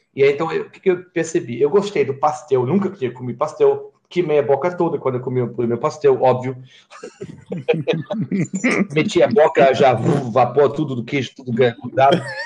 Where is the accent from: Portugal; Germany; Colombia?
Germany; Portuguese is a second language; moved away as an adult; also born or lived in Italy; now in Brazil; eu sou alemão